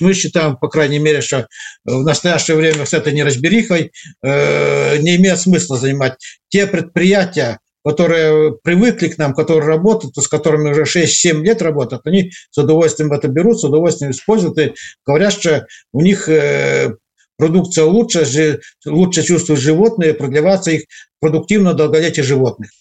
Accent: Arkhangelsk Oblast, Russia; я родом с Архангельской области

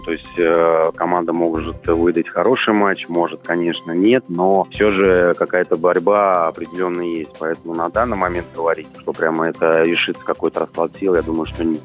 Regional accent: Moscow, Russia; Я, так сказать, из Ма-, из Москвы

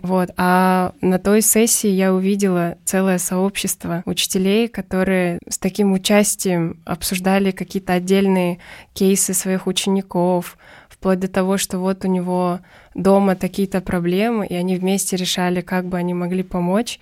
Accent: Kyrgyzstan; moved away; also born or lived in Belousovo; я родом из Кыргызстана

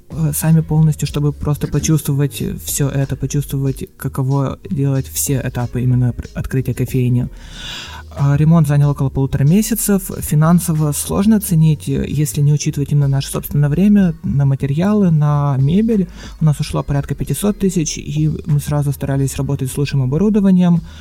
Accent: Kirov, Kirov Oblast, Russia; Да, я сам из Кирова.

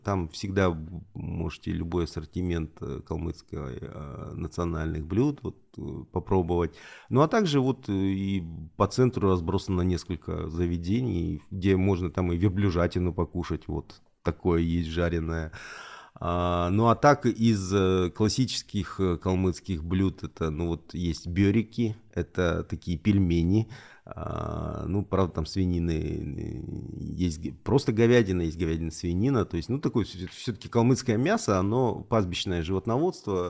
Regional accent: Elista, Kalmykia, Russia; also born or lived in Rostov-on-Don, Russia / Salsky District, Rostov Oblast (ancestry); это моя родина. Я родился, коренной листинец

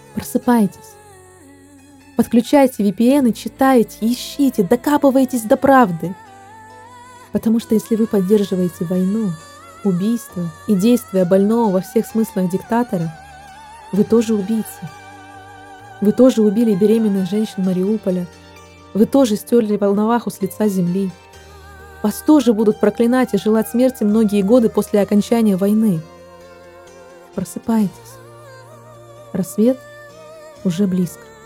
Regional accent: Russia; moved away; Я россиянка

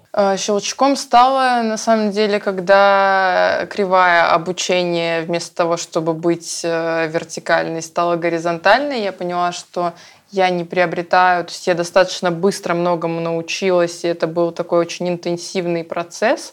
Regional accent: Yoshkar-Ola, Mari El, Russia; я побыла дома в Ешкарале

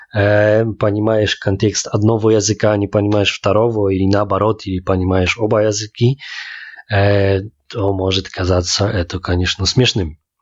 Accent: Poland; now in Saint Petersburg, Russia; как поляк, в Питере, чувствую себя очень комфортно

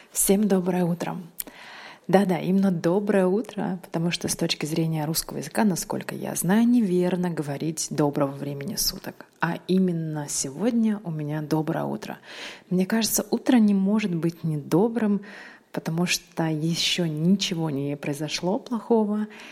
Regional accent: Uzbekistan; now in Russia; Я переехала в Россию 20 лет назад с родителями. То есть Россия моя историческая родина, но я родилась в Узбекистане. И это моя родина, моя любимая страна

